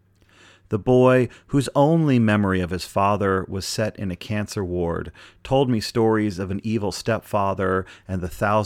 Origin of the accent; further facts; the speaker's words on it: Pittsburgh, Pennsylvania, United States; I'm from Pittsburgh, Pennsylvania.